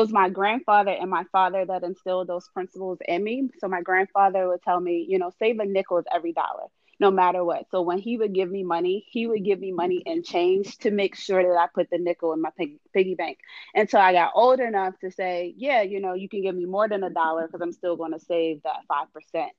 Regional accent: Baltimore, Maryland, United States; now in Washington, D.C., United States; I grew up in Baltimore

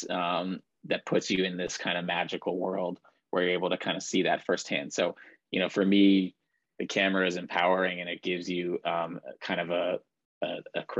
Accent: Baltimore, Maryland, United States; moved away as an adult; now in Boston, United States; I am originally from Baltimore, Maryland

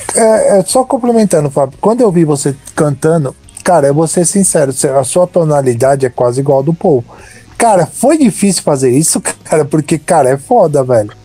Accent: São Caetano do Sul, São Paulo, Brazil; eu sou de São Caetano

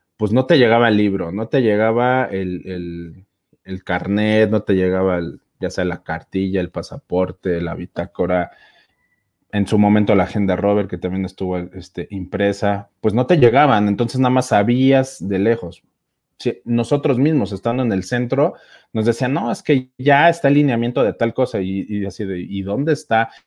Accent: Mexico City, Mexico; yo soy de la Ciudad de México, de la provincia de Benito Juárez

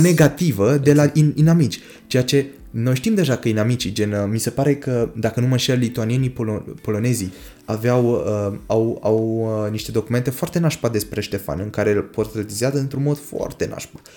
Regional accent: Romania; noi, români

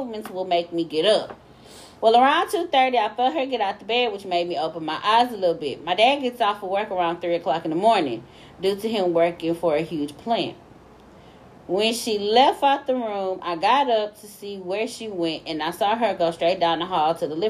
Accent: Texas, United States; we are from Texas

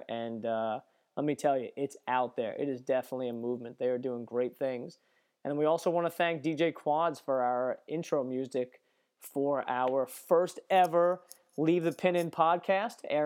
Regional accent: United States; American golf journalists

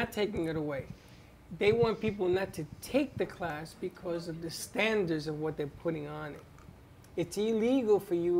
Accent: New York, United States; when I was growing up in New York

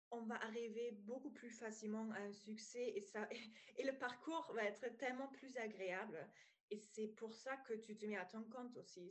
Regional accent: East Germany, Germany; accent: German; French is a second language; moved away as an adult; now in France; je viens d'Allemagne, donc si euh, voilà, vous entendez un petit accent, c'est allemand

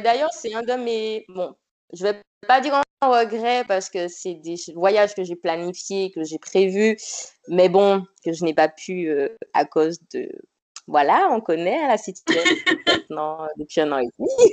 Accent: Martinique; je suis originaire de la Martinique

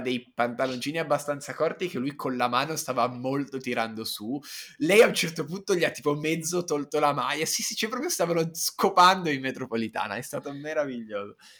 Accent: Turin, Piedmont, Italy; sono piemontese, sono di Torino, io sono nato e cresciuto col vino rosso

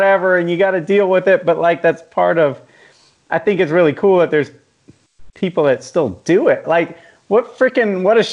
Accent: Jacksonville, Florida, United States; I grew up in Jacksonville

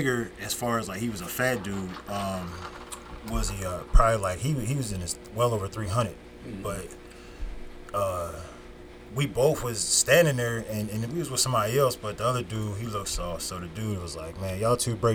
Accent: Norristown, Pennsylvania, United States; also born or lived in Youngstown, Ohio / Pottstown, Pennsylvania; I moved to Pottstown, and then I moved to Norristown, and that's where I've been at the rest of my life, since we're like fifth grade, sixth grade

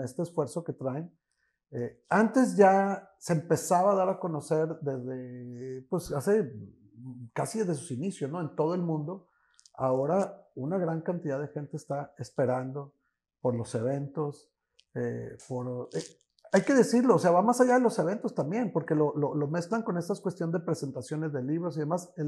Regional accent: Monterrey, Nuevo León, Mexico; como regios

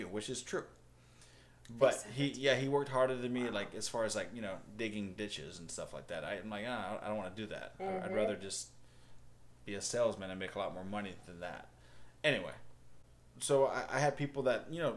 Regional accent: Hawaii, United States; I come from Hawaii, a small country town up in the mountains

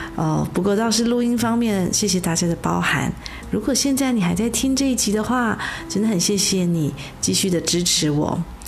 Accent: Taiwan; moved away; 我在台湾土生土长的人

